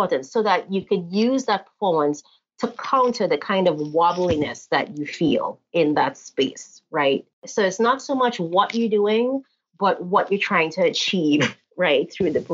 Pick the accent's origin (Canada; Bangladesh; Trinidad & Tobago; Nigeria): Trinidad & Tobago; accent: Trini; moved away; my non-American accent